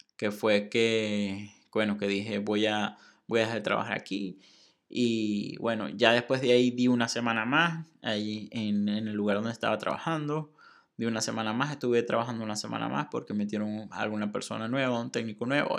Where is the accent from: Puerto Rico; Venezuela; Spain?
Venezuela; Maracaibo, Zulia; moved away as an adult; also born or lived in Monterrey, Mexico; now in Saltillo, Mexico; soy de Venezuela, soy de Maracaibo, estoy en México, ahora estoy en un lugar que se llama Saltillo